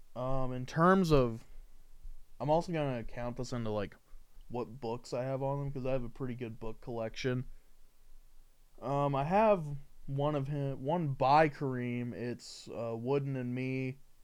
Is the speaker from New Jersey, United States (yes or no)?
no; Indiana, United States; I'm from Indiana